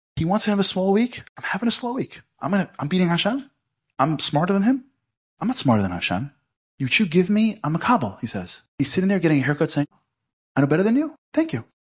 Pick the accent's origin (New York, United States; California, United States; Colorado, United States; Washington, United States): New York, United States; New York City; I'm from Brooklyn, not from Canary Sea, where we speak that way, not in Flatbush